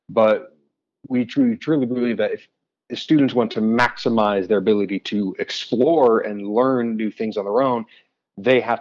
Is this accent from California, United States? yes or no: no; Colorado, United States; came back to Colorado. I grew up in Colorado.